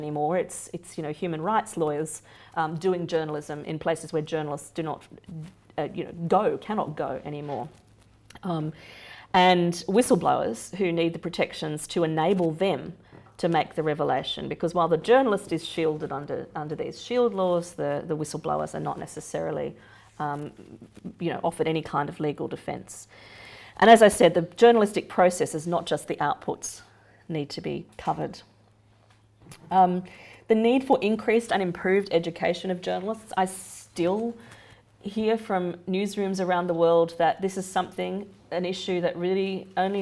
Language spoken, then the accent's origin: English; Australia; moved away; my home country